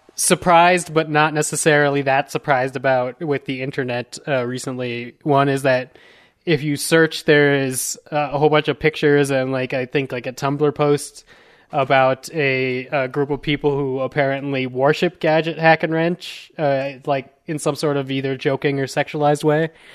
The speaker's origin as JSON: {"language": "English", "country": "United States", "said": "I'm just a American, uh, Latin"}